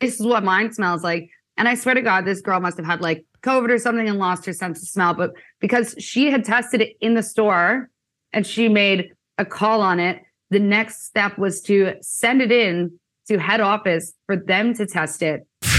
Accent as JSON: {"language": "English", "town": "Kitchener", "region": "Ontario", "country": "Canada", "lives_now": "Australia", "said": "I'm originally from Kitchener, Ontario, Canada, where I met Zach about 6 years ago. I came out to Australia just on a little holiday for a year"}